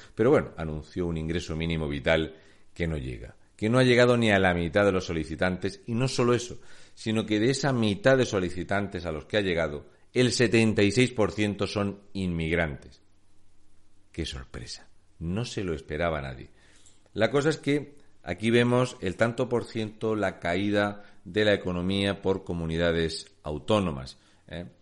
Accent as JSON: {"language": "Spanish", "town": "Murcia", "region": "Region of Murcia", "country": "Spain", "said": "soy de Murcia."}